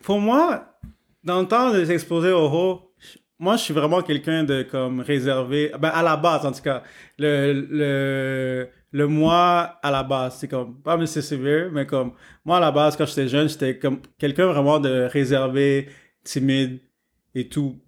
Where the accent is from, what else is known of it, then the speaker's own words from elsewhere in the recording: Montreal, Quebec, Canada; je suis né à Montréal, donc ici, c'est un gros melting pot